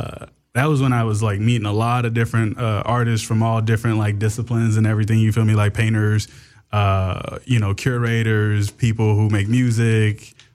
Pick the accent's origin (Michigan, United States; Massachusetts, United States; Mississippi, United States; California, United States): California, United States; Inglewood; I grew up over in Inglewood off of like Manchester and Crenshaw.